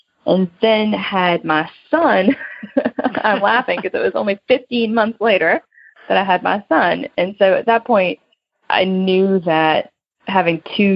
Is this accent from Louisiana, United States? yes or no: yes; South Louisiana, United States; also born or lived in Denver; now in New Orleans, United States; I moved from South Louisiana to Denver